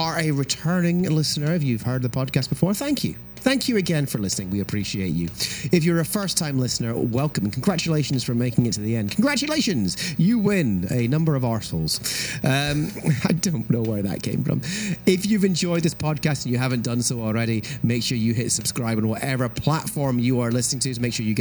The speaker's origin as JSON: {"language": "English", "area": "Scottish-Filipino", "region": "Scotland", "country": "United Kingdom", "said": "I'm Scottish-Filipino."}